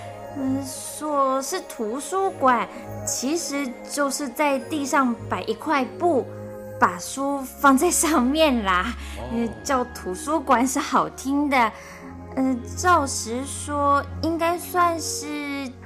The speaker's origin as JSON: {"language": "Chinese", "country": "Indonesia", "lives_now": "Taiwan", "said": "嗯，我们有几个从印尼来的人都很喜欢写作，还有人已经出书了呢。"}